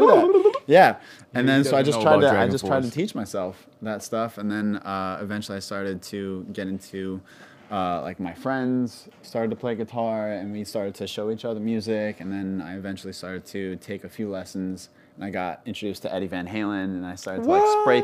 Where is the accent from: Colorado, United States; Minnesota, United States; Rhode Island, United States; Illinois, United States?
Rhode Island, United States; Providence; I grew up in Providence